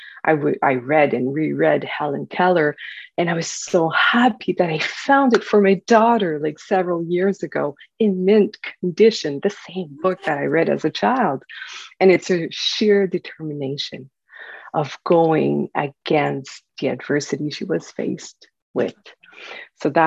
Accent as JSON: {"language": "English", "region": "northwestern New Brunswick", "country": "Canada", "tie": "born or raised there", "said": "born and raised in a small paper mill town in the northwestern part of New Brunswick"}